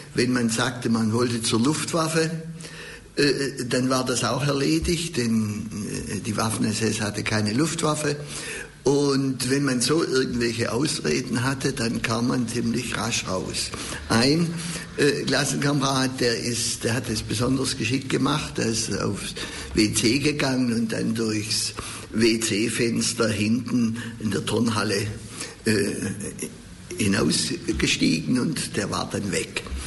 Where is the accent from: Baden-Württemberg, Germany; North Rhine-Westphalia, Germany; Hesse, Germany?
Baden-Württemberg, Germany; Stuttgart; Ich bin ja in Untertürkheim aufgewachsen, dann in Hedelfingen auch lange in die Schule gegangen